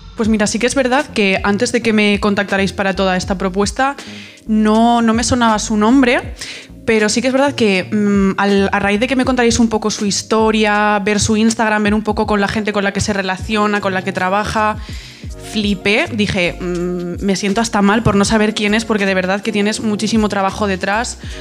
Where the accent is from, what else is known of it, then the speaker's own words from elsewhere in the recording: Pamplona, Navarre, Spain; tengo 20 años, vengo de Pamplona